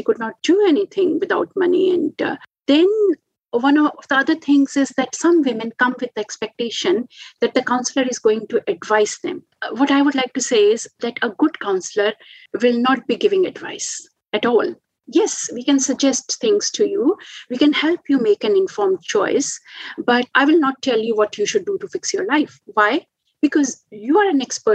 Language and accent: English; India; now in Australia; I'm from India